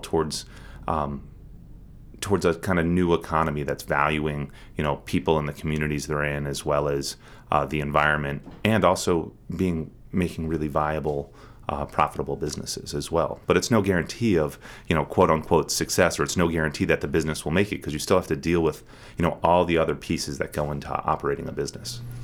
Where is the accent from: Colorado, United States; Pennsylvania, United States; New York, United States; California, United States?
Pennsylvania, United States; Harrisburg; also born or lived in Portland, Maine / Mauritania; now in Bar Harbor, United States; I grew up in Harrisburg, Pennsylvania.